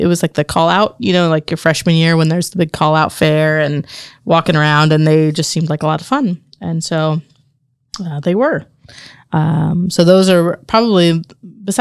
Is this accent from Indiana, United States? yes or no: yes; Marion, Indiana, United States; So I was born here in Marion. My parents lived here, grew up here, and several generations, a family going back here. Grew up in the same house my whole life.